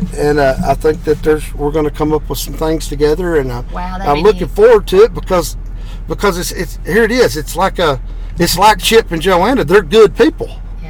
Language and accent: English; Texas, United States; I was raised in Texas.